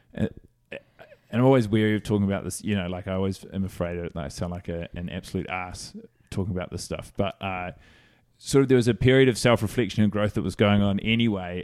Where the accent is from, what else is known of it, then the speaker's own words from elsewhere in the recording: Christchurch, Canterbury, New Zealand; moved away as an adult; now in New York, United States; I grew up in Christchurch, New Zealand